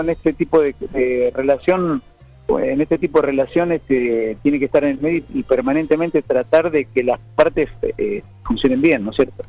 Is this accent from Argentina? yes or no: yes; Argentina; soy argentino y amo mi patria